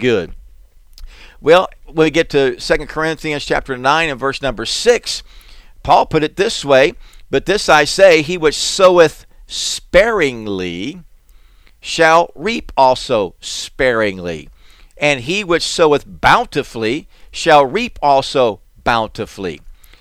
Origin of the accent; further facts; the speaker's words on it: South Florida, United States; we grew up in South Florida